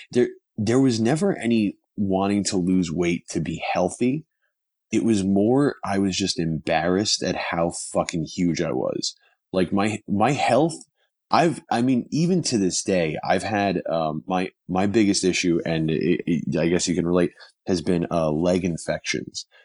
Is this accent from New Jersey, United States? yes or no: yes; New Jersey, United States; moved away as an adult; now in Los Angeles, United States; I'm originally from New Jersey. Um, now I live, now, now I live in Los Angeles.